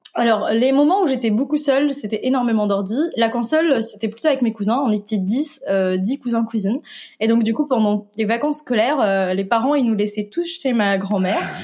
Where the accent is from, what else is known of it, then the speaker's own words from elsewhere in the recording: Tunisia; moved away as an adult; now in France; je suis tunisienne. Et en Tunisie, on a, dès le lycée, la possibilité de spécialiser dans l'informatique. Et c'est donc, c'est ce que j'ai fait à l'âge de 14